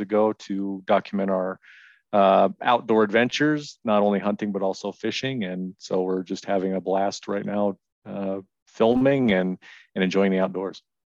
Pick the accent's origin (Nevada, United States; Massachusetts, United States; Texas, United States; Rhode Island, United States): Nevada, United States; Reno; I've lived in Nevada my whole life. I'm from Reno